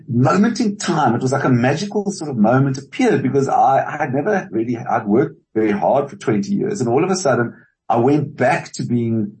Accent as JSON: {"language": "English", "country": "South Africa", "also_born_or_lived": "California, United States", "said": "I am South African and it's a very strong part of my identity."}